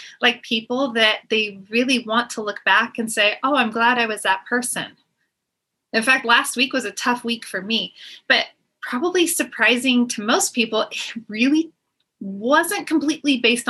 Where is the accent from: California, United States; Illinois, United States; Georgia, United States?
California, United States; moved away as an adult; now in inland Pacific Northwest, United States; I grew up in California